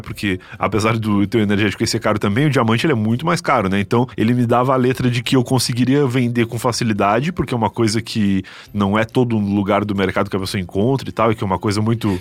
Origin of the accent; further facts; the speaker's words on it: Rio Grande, Rio Grande do Sul, Brazil; moved away; also born or lived in São Paulo; como eu sou de Rio Grande, que é uma cidade pequena